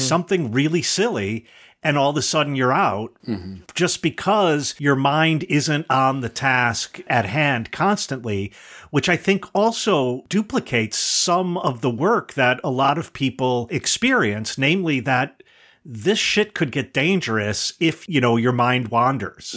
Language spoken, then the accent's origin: English; the North, United States; as a northerner